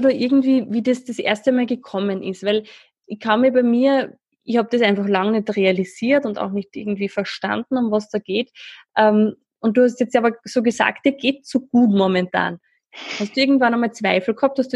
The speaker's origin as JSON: {"language": "German", "country": "Switzerland", "moved": "yes", "lives_now": "Schwarz, Austria", "said": "Ja, ich bin Schweizerin, wie ihr wahrscheinlich schon beim"}